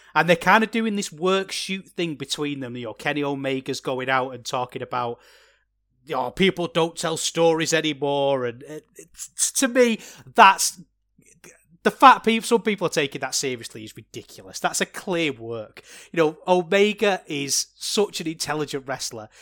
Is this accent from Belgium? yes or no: no; England, United Kingdom; As an Englishman myself